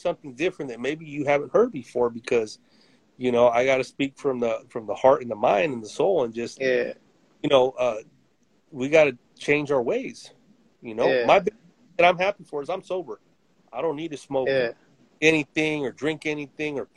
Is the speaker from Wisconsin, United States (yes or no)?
no; Modesto, California, United States; also born or lived in Stockton, California; I'm from Modesto, Stockton